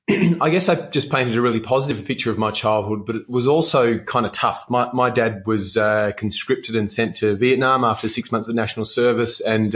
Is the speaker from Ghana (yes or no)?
no; Western Australia, Australia; Yeah. So WA for me was... It was a very sporty childhood is probably the word I'd use for it.